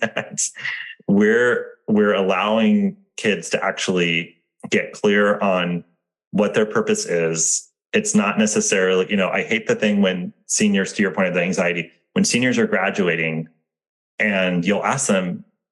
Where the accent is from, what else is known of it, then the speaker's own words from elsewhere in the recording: Santa Barbara, California, United States; growing up in Santa Barbara as the, you know, not the, the poor kid